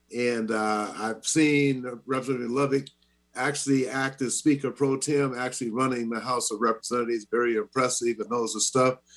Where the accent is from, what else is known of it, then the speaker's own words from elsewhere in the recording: Seattle, Washington, United States; also born or lived in Shreveport, Louisiana; I grew up in Seattle since I was 10 years old